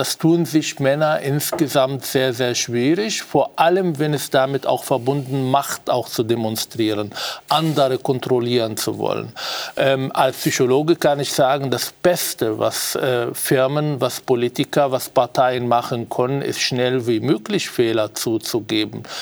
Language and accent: German; Israel; now in Austria; und zwar nicht nur hier in Österreich, ich komme ja aus Israel